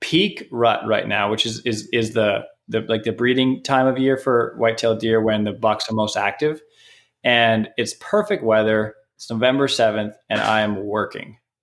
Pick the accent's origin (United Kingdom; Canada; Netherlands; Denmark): Canada; now in United States; I'm from Canada